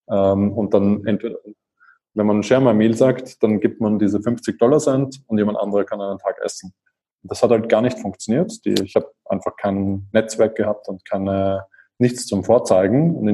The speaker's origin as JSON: {"language": "German", "region": "Vienna", "country": "Austria", "tie": "born or raised there", "said": "Ich bin Wiener, bin dort vor 37 Jahren geboren worden. Ähm, ich bin dort aufgewachsen. Ich bin dann äh, auch dort zur Uni gegangen."}